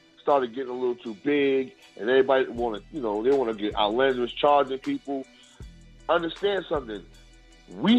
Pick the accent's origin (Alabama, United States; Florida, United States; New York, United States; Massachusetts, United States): New York, United States; I'm from New York